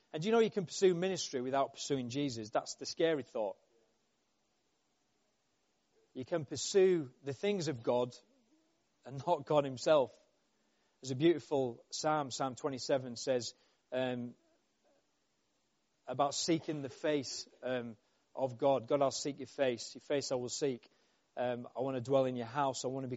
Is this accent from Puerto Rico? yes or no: no; Yorkshire and the Humber, United Kingdom; I'm from Yorkshire